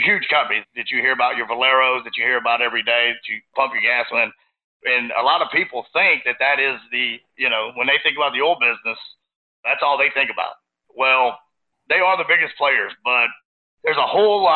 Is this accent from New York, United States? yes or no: no; Texas, United States; I'm from Texas. And when you grow up in Texas